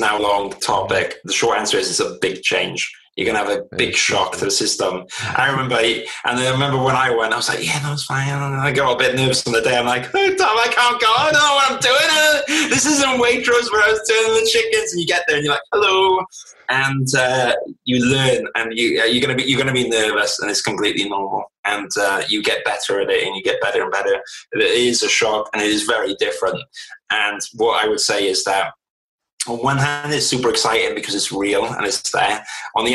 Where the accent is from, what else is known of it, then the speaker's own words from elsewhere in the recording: South Wales, United Kingdom; I grew up social housing in South Wales